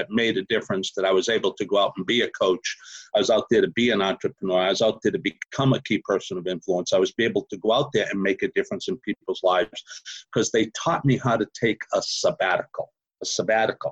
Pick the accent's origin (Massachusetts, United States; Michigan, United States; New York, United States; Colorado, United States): Massachusetts, United States; Boston; accent: Boston; moved away as an adult; now in Houston, United States; I'm originally from Massachusetts, Boston, Massachusetts